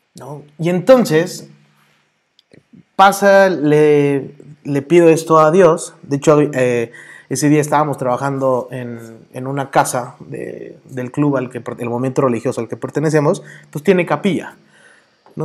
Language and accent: Spanish; Mexico City, Mexico; accent: chilango; also born or lived in Toluca; now in Guadalajara, Mexico; Nací, soy chilango. Ahí sí por el acento de repente se me sale, porque soy chilango